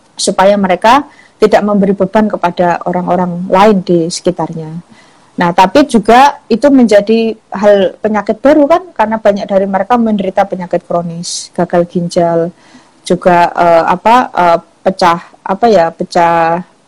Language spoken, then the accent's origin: Indonesian; Java, Indonesia; saya sendiri juga dari Jawa